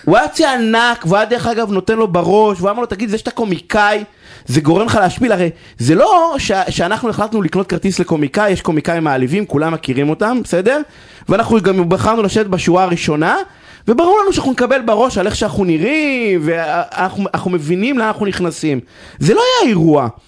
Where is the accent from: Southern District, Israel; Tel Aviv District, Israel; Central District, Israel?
Southern District, Israel; Beersheba; אני גדלתי בבאר שבע